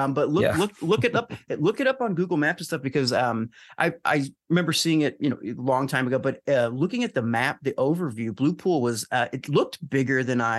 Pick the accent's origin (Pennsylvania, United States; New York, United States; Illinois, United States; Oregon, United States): Illinois, United States; Alton; Alton in my hometown. Alton.